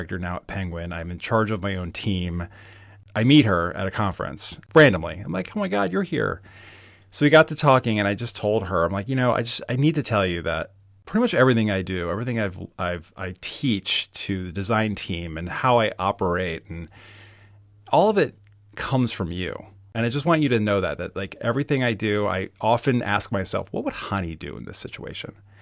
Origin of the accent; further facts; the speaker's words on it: Baltimore, Maryland, United States; I'm from Baltimore